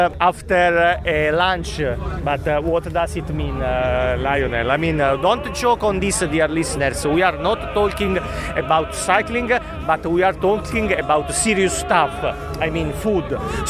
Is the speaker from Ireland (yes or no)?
no; Naples, Campania, Italy; English is a second language; I eat pizza only in Naples, only in my hometown